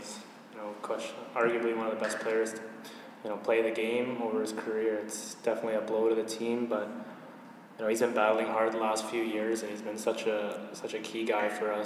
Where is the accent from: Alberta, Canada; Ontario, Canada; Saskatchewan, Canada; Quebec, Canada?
Ontario, Canada; London; I was born in London, Ontario